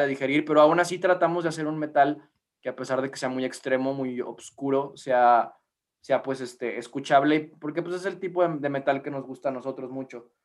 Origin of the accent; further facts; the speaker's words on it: Mexico; somos de México